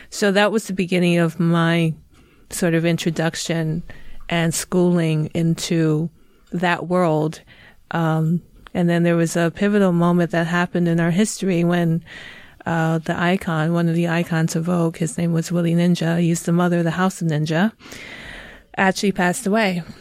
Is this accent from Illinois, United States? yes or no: yes; Chicago, Illinois, United States; moved away as an adult; also born or lived in New York City; now in Gothenburg, Sweden; originally I'm from Chicago